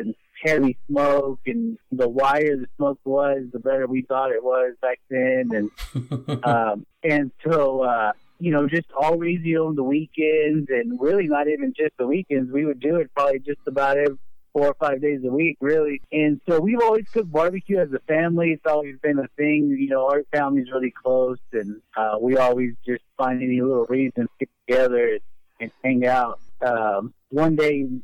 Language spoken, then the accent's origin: English; Olton, Texas, United States; also born or lived in Lubbock, Texas; I was born in Lubbock, but I was raised here in Olton my whole life